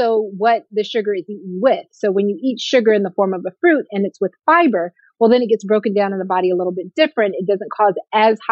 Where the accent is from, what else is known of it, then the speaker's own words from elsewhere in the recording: Atlanta, Georgia, United States; also born or lived in California / Ohio / Oakland, California; I'm from California, but I grew up here in Atlanta